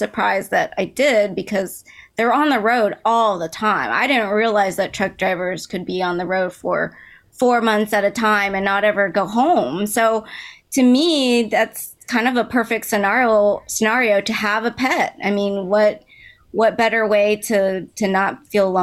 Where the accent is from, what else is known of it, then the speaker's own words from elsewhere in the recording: Dallas, Texas, United States; I grew up in Dallas, Texas